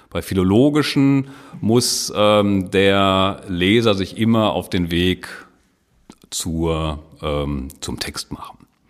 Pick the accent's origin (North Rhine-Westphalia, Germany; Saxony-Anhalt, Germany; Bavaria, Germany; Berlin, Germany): North Rhine-Westphalia, Germany; Lüdenscheid; moved away as an adult; also born or lived in Wuppertal / Bochum; now in Dortmund, Germany; stamme aus äh, gebürtig aus Lüdenscheid